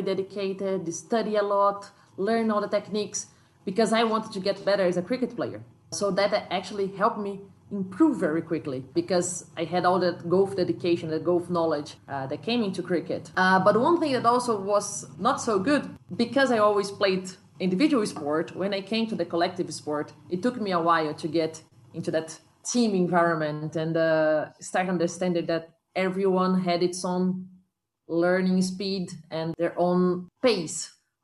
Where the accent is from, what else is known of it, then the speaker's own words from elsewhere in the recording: Brazil; my hometown